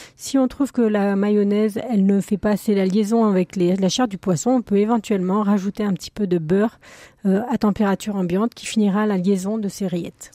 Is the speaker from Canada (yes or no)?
no; the West, western France, France; je suis originaire de l'Ouest